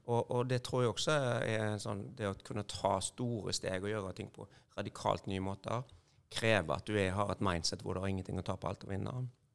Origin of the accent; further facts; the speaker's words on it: Haugesund, Rogaland, Norway; Jeg er fra Haugesund, eller ei lita bygd som heter Førre. Ja. Nærheten av Haugesund.